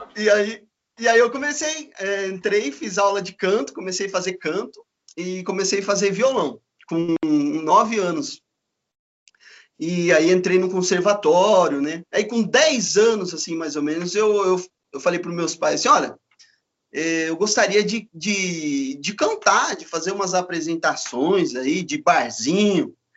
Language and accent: Portuguese; Campinas, São Paulo, Brazil; moved away as an adult; also born or lived in Paraná; eu sou de Campinas, né? E, e aí eu mudei para o Paraná